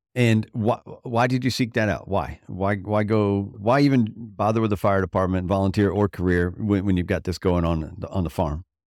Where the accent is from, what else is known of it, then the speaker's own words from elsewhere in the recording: Florida, United States; I grew up in Florida